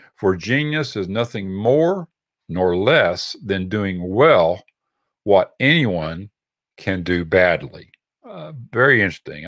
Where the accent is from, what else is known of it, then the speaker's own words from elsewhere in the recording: Texas, United States; we're from Texas